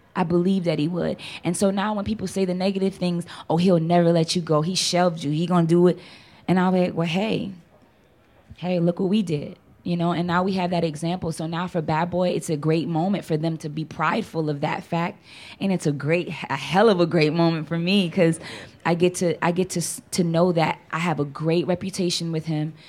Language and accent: English; New Orleans, Louisiana, United States; Born and raised in New Orleans, Louisiana.